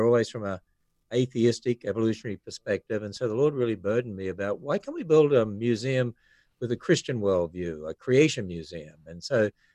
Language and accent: English; Australia; moved away as an adult; now in United States; I'm from Australia, living in America